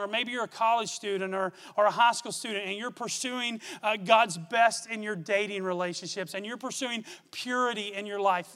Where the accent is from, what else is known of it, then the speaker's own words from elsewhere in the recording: Gorman, Texas, United States; I grew up in Gorman, Texas, about 30 miles from here.